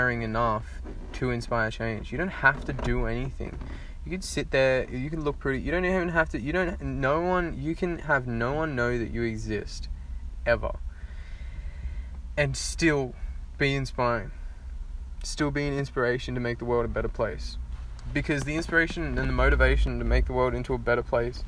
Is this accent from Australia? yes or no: yes; Australia; I'm Australian